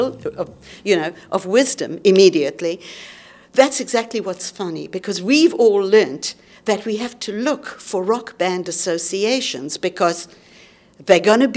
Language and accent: English; South Africa; moved away as an adult; I was born in South Africa, but I left there when I was 19. I'm now 75.